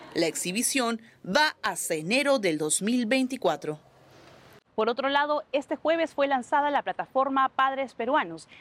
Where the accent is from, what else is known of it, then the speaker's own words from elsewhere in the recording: Piura, Peru; mi tierra, la tierra de mis padres